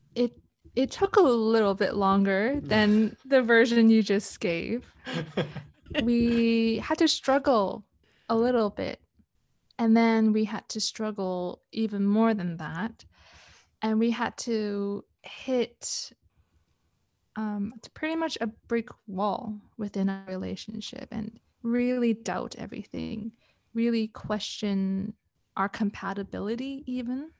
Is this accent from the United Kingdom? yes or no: no; Canada; moved away as an adult; also born or lived in Hong Kong / Europe; now in Kuala Lumpur, Malaysia; moved to Canada when I was around seven years old, grew up into, I guess, the young adult that I am